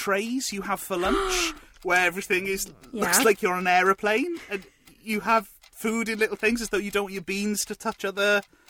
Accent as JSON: {"language": "English", "region": "Wales", "country": "United Kingdom", "said": "I'm from Wales"}